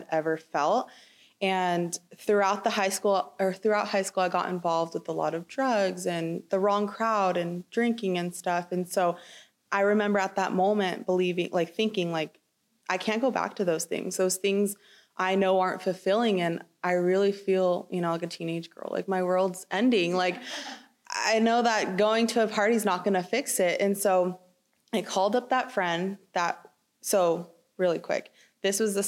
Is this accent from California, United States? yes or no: yes; Chino Hills, California, United States; I grew up in Chino Hills